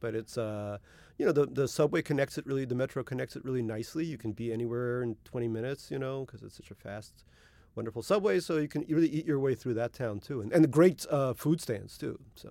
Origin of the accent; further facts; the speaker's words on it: Russia; born there; moved away; There were a lot of kids from immigrant backgrounds like my own. I was born in Russia in the Soviet Union, and there were a lot of kids from Korea, India, China, etc.